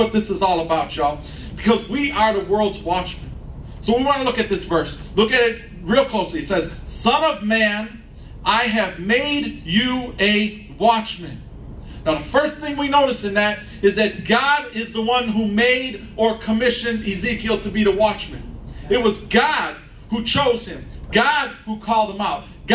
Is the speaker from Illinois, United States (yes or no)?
yes; Chicago, Illinois, United States; I'm a Chicagoan. I was born here, I was raised here, and I'm gonna die here